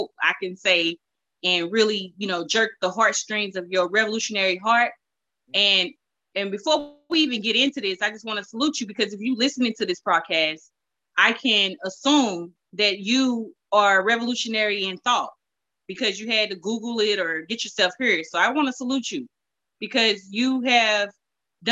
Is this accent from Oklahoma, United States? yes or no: no; St. Louis, Missouri, United States; also born or lived in Ferguson, Missouri; I'm just from Walnut Park.